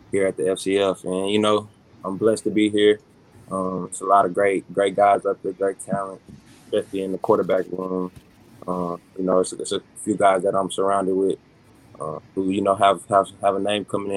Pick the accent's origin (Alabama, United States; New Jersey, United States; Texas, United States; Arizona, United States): Texas, United States; Dallas; from Dallas, Texas. Out there, I played football since I was 3 years old. My dad was my coach since I was little